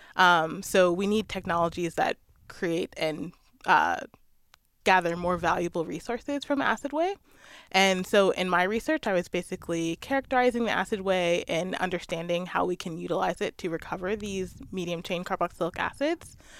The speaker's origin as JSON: {"language": "English", "region": "Maryland", "country": "United States", "tie": "born or raised there", "moved": "yes", "said": "I grew up in Maryland near the Chesapeake Bay"}